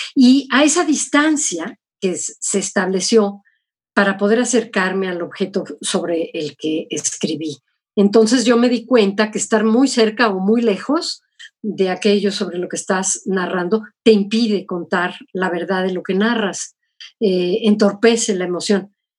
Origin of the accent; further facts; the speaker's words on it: Mexico; moved away as an adult; also born or lived in United States; sí, soy mexicana